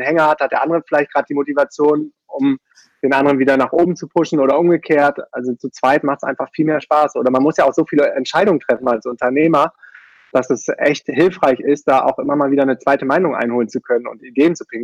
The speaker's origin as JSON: {"language": "German", "town": "Düsseldorf", "region": "North Rhine-Westphalia", "country": "Germany", "tie": "born or raised there", "also_born_or_lived": "Münster / Brazil", "moved": "as an adult", "said": "sehr konventionell aufgewachsen in Düsseldorf und bin da zur Schule gegangen"}